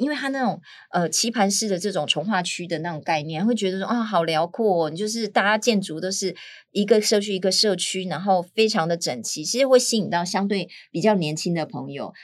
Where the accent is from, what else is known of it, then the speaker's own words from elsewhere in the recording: Miaoli County, Taiwan; 我是苗栗人嘛